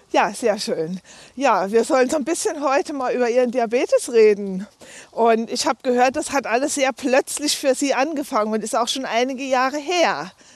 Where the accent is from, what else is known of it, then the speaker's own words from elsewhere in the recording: Dinslaken, North Rhine-Westphalia, Germany; also born or lived in Landau in der Pfalz; now in Lustadt, Germany; ich bin in Dienstlagen am Niederrhein geboren